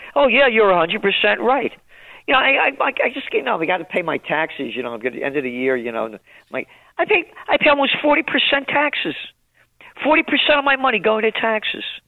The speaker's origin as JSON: {"language": "English", "town": "New York City", "region": "New York", "country": "United States", "tie": "born or raised there", "said": "growing up in the Bronx."}